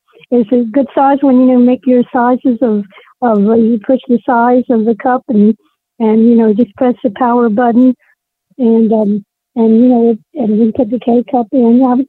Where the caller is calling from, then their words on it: Virginia, United States; Hello. Hi. I'm …. I'm from Virginia, Pam.